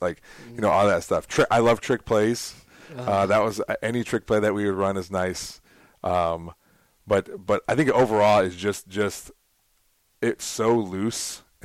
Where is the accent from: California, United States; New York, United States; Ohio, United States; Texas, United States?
Ohio, United States; Toledo; I grew up in Toledo.